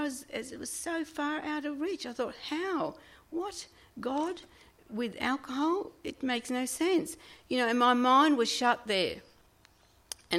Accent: Sydney, New South Wales, Australia; I'm from Sydney

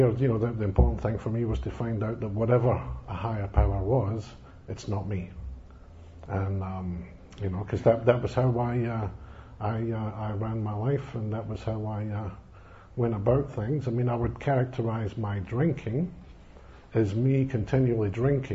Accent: Scotland, United Kingdom; moved away; I come from being Scottish. I come from a country where religion plays a big part in people's lives

